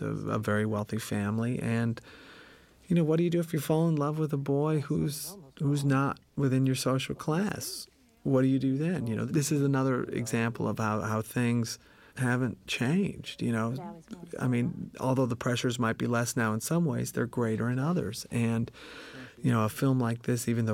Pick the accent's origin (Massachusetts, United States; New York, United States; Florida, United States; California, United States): California, United States; now in New Bern, United States; I grew up in California, and I moved to North Carolina